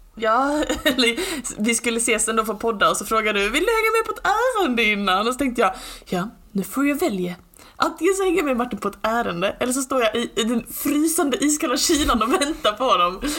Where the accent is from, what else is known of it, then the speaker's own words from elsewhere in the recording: Skåne, Sweden; som skåning